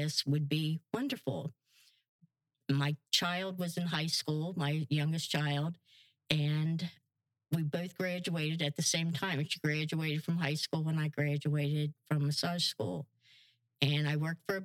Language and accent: English; Northern Kentucky, United States; now in Pine Island, United States; I was born in Northern Kentucky.